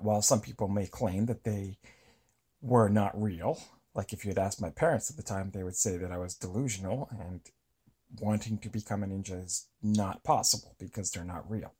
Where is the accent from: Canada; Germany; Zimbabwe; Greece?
Canada; Eastern Canada; I grew up in Eastern Canada